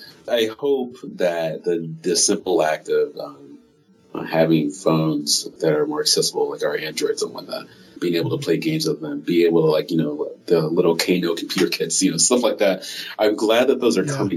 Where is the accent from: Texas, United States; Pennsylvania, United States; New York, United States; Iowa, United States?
Iowa, United States; Iowa City; moved away as an adult; also born or lived in Cedar Rapids, Iowa / Des Moines, Iowa; now in Bay Area, California, United States; Yeah, I grew up in Iowa, in Iowa City, Cedar Rapids.